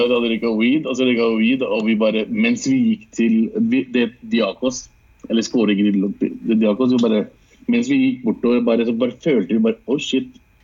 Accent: Lørenskog, Akershus, Norway; also born or lived in Lahore, Pakistan; er født og vokst opp i Norge

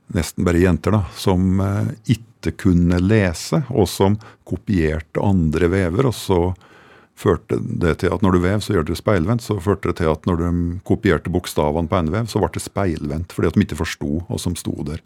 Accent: Fåvang, Innlandet, Norway; hjembygda mi, i Fåvang også, oppe i, oppe i Ringbu

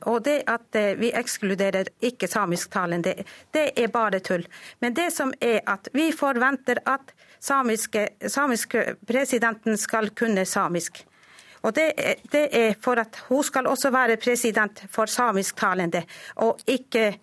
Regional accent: Norway; first language Sami; Norwegian is a second language; Norsk er mitt andre språk. Jeg lærte norsk da jeg var tolv år gammel. Og jeg kan fortelle da jeg begynte på skolen, så kunne ikke jeg annet språk enn samisk.

